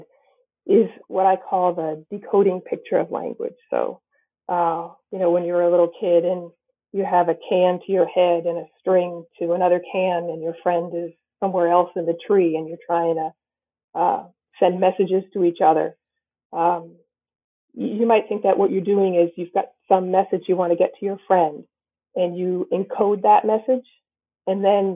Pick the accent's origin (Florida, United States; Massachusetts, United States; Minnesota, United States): Massachusetts, United States; New Bedford; I grew up nearby in the New Bedford area of Massachusetts